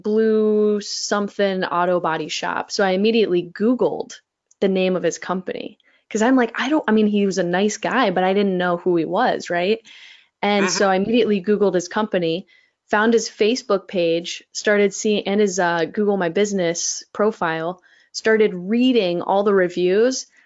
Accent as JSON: {"language": "English", "region": "Florida", "country": "United States", "moved": "yes", "lives_now": "Minnesota, United States", "said": "I'm from Florida"}